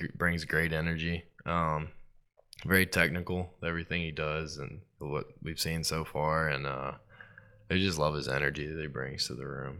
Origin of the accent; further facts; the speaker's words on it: Starkville, Mississippi, United States; now in New Orleans, United States; growing up in Starkville